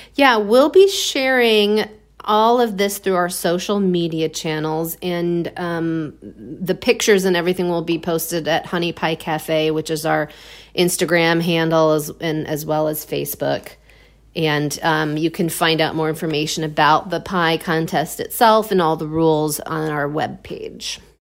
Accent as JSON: {"language": "English", "area": "outside of Chicago", "region": "Illinois", "country": "United States", "tie": "born or raised there", "moved": "as an adult", "lives_now": "Milwaukee, United States", "said": "I grew up outside of Chicago, and I, I came up to Milwaukee with my brother"}